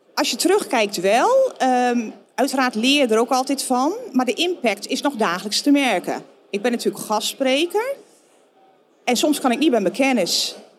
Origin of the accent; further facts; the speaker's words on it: Netherlands; moved away as an adult; also born or lived in Florida, United States; Ze vonden ons toch eigenlijk die nuchtere Hollanders. En ik denk dat we dat ook wel zijn